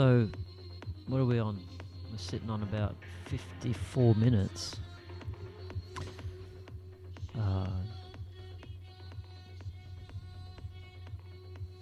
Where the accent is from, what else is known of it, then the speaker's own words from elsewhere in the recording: Australia; I'm Australian, we come from a Commonwealth